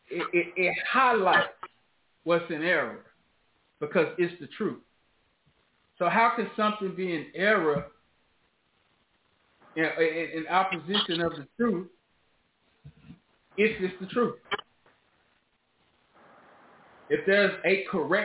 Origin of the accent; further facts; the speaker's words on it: Memphis, Tennessee, United States; I'm from the South. I grew up in Memphis.